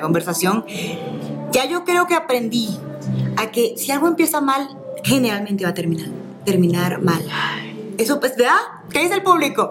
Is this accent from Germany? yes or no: no; Venezuela; yo soy venezolana